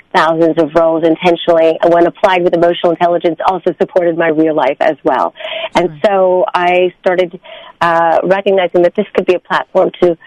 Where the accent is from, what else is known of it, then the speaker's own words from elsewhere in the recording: New York City, New York, United States; my school at the time, being a New Yorker, was on 63rd Street